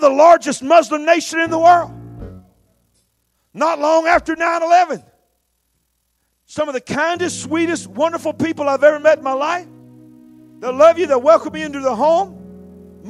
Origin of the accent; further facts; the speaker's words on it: United States; I'm an American